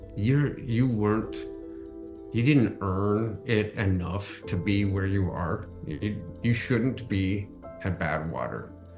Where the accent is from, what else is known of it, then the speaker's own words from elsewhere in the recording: Akron, Ohio, United States; the Akron Marathon, my hometown marathon